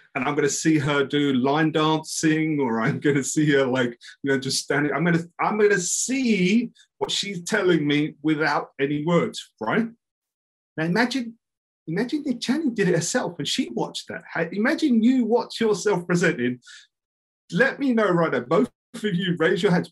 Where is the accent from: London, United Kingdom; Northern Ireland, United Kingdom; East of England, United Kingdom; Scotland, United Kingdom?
London, United Kingdom; I'm like from East London